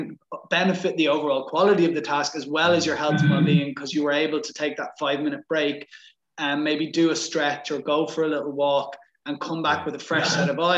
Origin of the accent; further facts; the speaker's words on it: Ireland; So I'm from Ireland and grew up playing Gaelic football